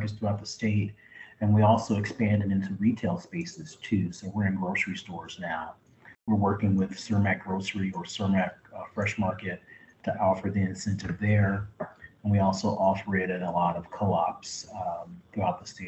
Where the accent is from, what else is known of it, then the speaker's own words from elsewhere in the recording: Chicago, Illinois, United States; I'm a person of color, born and raised in Chicago, and I lived all over the city, but primarily I've lived on the south and west sides.